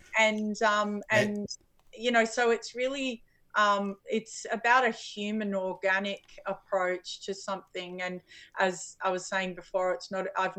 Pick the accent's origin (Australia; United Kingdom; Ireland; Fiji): Australia; I'm Australian